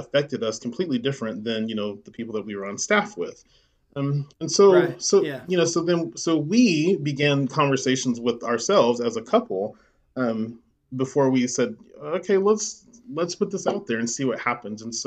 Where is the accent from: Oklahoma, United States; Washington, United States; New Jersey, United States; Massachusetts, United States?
Oklahoma, United States; Midwest City; I grew up there in Midwest City